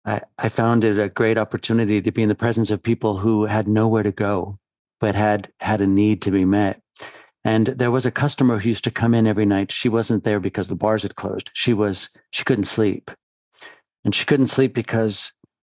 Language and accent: English; Los Angeles, California, United States; I'm from the Los Angeles area in California, and I was 17 years old